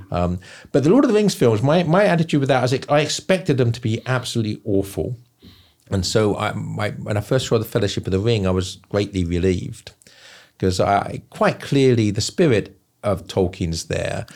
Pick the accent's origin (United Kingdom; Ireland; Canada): United Kingdom; England; now in South Carolina, United States; I'm from England, end up living in South Carolina.